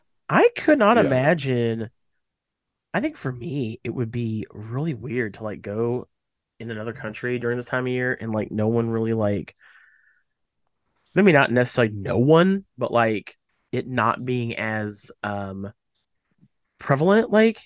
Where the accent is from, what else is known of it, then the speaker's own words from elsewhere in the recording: United States; as American as I am